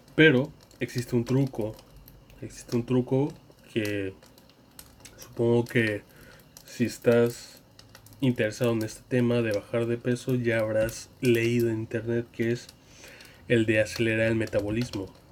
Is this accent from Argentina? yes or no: no; Mexico; en mi país, México